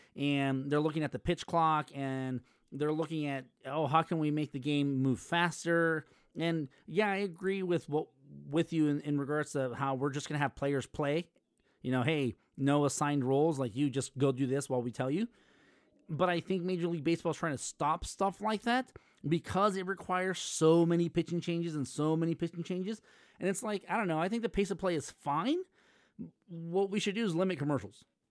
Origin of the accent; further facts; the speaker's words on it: Los Angeles, California, United States; I'm from the San Fernando Valley